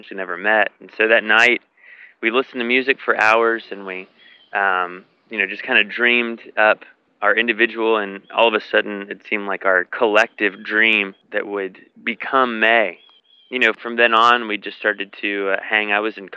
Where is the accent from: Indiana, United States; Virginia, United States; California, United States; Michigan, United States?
Virginia, United States; Virginia Beach; moved away as an adult; now in Nashville, United States; growing up in Virginia Beach, Virginia, it's not like a Chicago or an LA or New York City